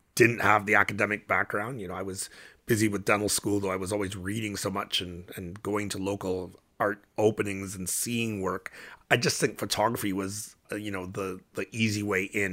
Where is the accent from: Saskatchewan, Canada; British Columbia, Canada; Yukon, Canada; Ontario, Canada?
Ontario, Canada; Windsor; I was growing up in Windsor, which was a stop on the Underground Railroad